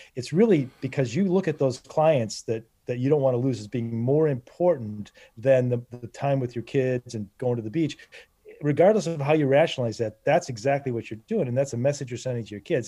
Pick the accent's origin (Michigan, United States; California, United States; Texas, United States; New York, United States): Michigan, United States; Northern; I grew up in Northern Michigan